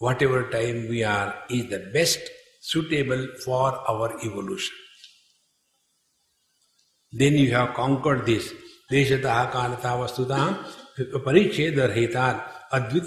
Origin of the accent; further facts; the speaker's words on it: India; we are Indians.